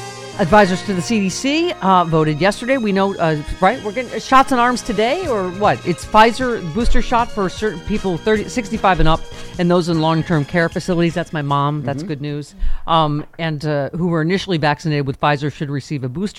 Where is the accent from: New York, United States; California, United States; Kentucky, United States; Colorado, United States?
New York, United States; Lockport; my hometown of Lackport, New York